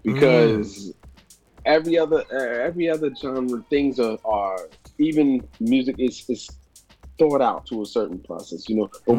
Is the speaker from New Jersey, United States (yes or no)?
yes; East Orange, New Jersey, United States; moved away as an adult; now in Puerto Rico; I was born and raised in East Orange, New Jersey.